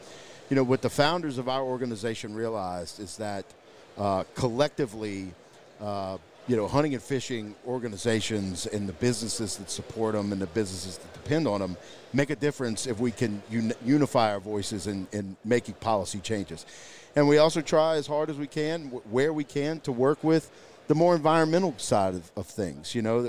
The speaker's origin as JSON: {"language": "English", "region": "Louisiana", "country": "United States", "tie": "born or raised there", "moved": "yes", "said": "back in my home state in Louisiana"}